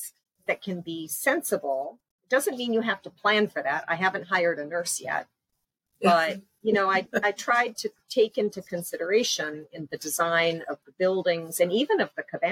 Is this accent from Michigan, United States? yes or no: yes; Upper Peninsula of Michigan, United States; now in Panama; I grew up in the Upper Peninsula of Michigan, where there are way more deer than there are people